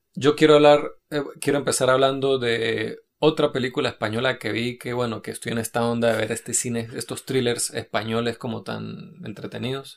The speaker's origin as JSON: {"language": "Spanish", "region": "Venezuelan Andes", "country": "Venezuela", "also_born_or_lived": "Norway", "moved": "yes", "lives_now": "Madrid, Spain", "said": "nosotros que no solo que somos venezolanos, sino que somos de, la, de los Andes venezolanos"}